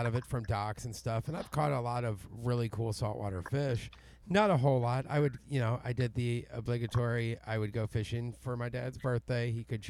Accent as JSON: {"language": "English", "region": "Missouri", "country": "United States", "tie": "born or raised there", "moved": "yes", "lives_now": "Alabama, United States", "said": "I grew up in the Midwest, and I say I'm from Missouri. I live in Alabama now, but I'm from Missouri."}